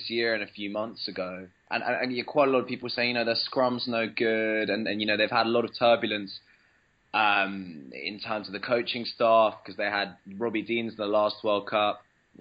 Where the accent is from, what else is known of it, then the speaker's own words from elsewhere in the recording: London, United Kingdom; I grew up in London, I am by allegiance a Welshman